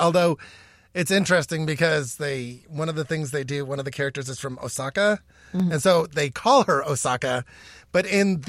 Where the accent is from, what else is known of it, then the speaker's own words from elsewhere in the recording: Albuquerque, New Mexico, United States; also born or lived in New York; Yes, I was born in New York. I was raised in Albuquerque, but I was born in New York, and so I always considered myself a New Yorker.